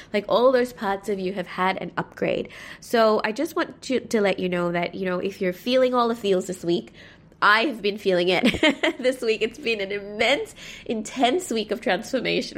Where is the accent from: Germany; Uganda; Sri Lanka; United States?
Sri Lanka; growing up in Sri Lanka, whenever I went to my local mosque, I never felt like I belonged there